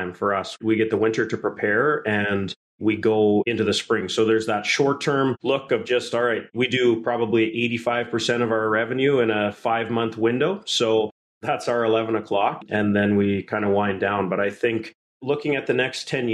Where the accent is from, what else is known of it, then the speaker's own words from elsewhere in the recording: Emerald Park, Saskatchewan, Canada; also born or lived in Lumsden, Saskatchewan; Saskatchewan is my home. I grew up in Emerald Park just outside of Regina, and then in high school moved north of town to the rival Lumsden community